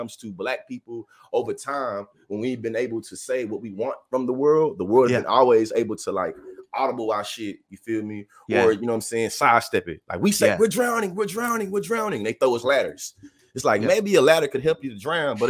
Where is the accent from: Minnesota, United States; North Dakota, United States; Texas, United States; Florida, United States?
Texas, United States; Bryan; accent: Southern drawl; I'm from Bryan, Texas